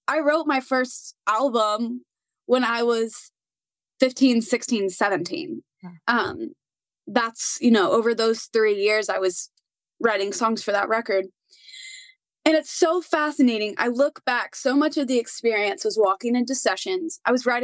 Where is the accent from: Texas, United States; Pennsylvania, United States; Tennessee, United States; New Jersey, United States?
Tennessee, United States; Nashville; I am a born and raised Nashvillean.